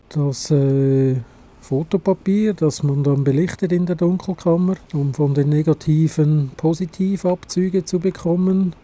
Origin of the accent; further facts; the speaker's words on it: Switzerland; also born or lived in Adliswil, Switzerland; Bei uns in der Schweiz